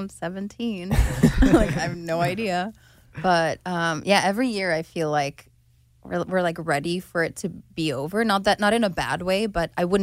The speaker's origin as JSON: {"language": "English", "country": "Hungary", "tie": "born or raised there", "moved": "yes", "said": "I was born there"}